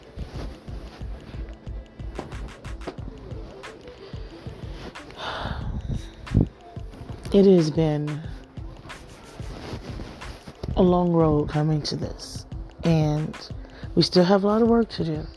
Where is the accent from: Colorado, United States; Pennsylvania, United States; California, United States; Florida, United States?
Florida, United States; Miami; I'm from Miami, Florida